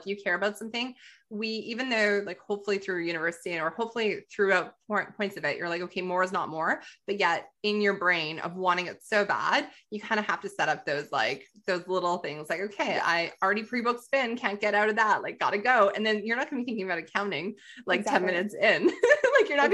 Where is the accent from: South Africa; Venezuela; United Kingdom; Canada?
Canada; Calgary, Alberta; well, it's my hometown. So I'm like, of course, like Calgary Stampede, Canmore, just 17th Avenue, 4th Street.